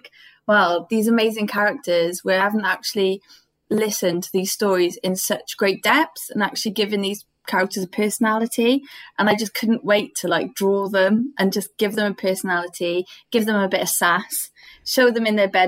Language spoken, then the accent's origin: English; Cardiff, Wales, United Kingdom; I'm from Cardiff